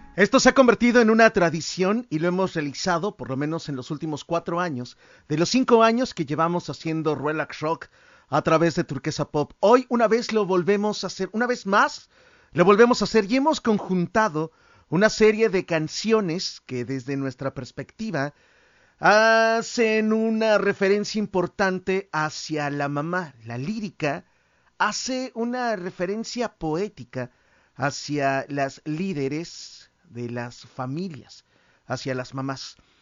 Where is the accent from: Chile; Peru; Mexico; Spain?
Mexico; como mexicanos podríamos